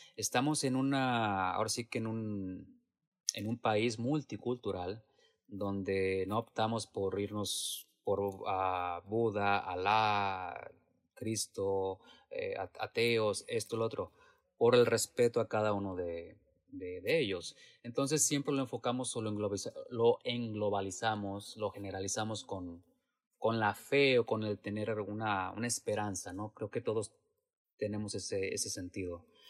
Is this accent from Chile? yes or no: no; Mexico; moved away as an adult; now in San Jose, United States